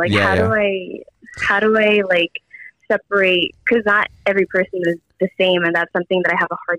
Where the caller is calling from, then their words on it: Los Angeles, California, United States; Los Angeles, California.